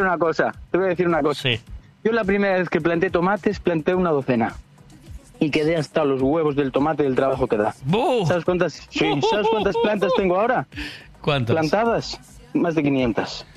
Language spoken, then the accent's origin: Spanish; Cangas, Galicia, Spain; now in Moaña, Spain; yo, soy de Cangas. Bueno, ahora vivo en Moaña, pero soy de Cangas.